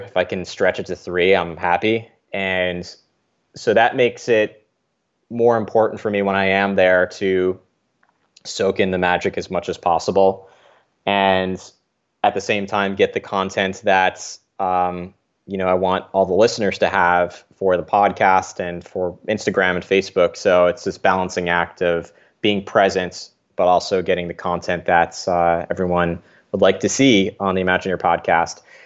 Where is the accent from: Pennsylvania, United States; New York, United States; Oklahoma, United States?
New York, United States; I grew up in New York